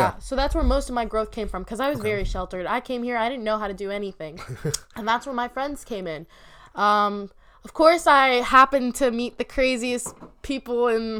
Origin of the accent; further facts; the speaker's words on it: United States; Muslim, so it's a very strict kind of setting. But yeah. I grew up in America, so it's super conflicting